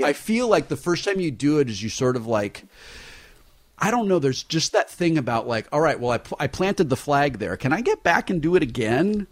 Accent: Southern California, United States; we're from Southern California

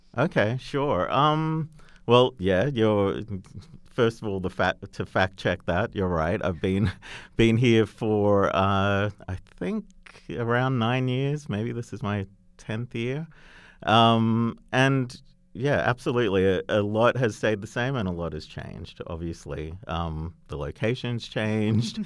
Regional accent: Australia; accent: Australian; moved away; Australian tourism, which, uh, you know, through my accent, you might gather I might know a little bit about.

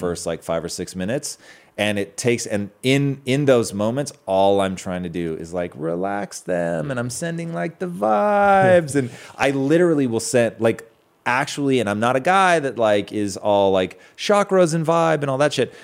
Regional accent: Washington, United States; now in Southern California, United States; Growing up in Washington

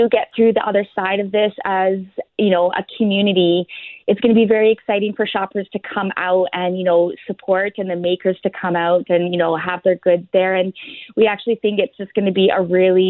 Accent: Ontario, Canada; accent: Ontario; now in Winnipeg, Canada; you bugged me with my Ontario accent

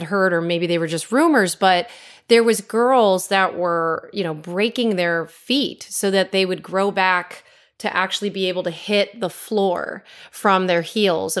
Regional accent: Connecticut, United States; moved away; I'm from Connecticut originally

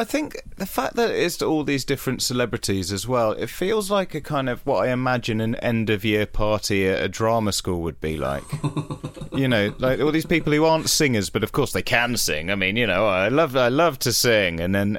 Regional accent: United Kingdom; And I think particularly as for a British audience where we're not always great with that sort of level of sincerity

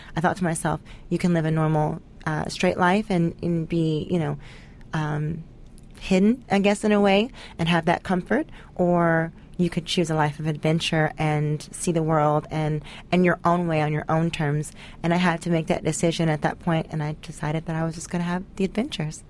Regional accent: Tennessee, United States; I grew up in the South in uh, Tennessee

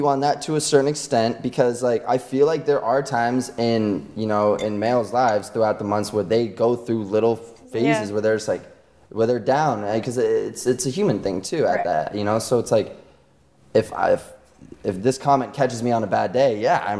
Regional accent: Virginia, United States

